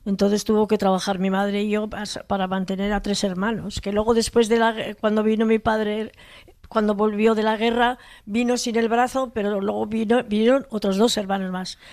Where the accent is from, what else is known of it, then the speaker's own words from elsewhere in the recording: Hondarribia, Basque Country, Spain; also born or lived in Hendaye, France; somos de familia de Fuenterrabía de pescadores